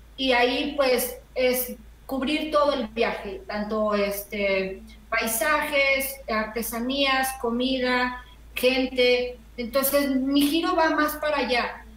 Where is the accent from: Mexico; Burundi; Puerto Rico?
Mexico; de México, el país del chile y el ajúa